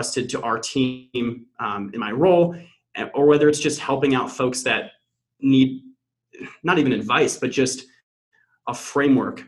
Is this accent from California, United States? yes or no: yes; Pasadena, California, United States; moved away as an adult; also born or lived in Notre Dame, Indiana; now in Boston, United States; I born and raised in SoCal, actually pretty close to where TT is now, Pasadena area.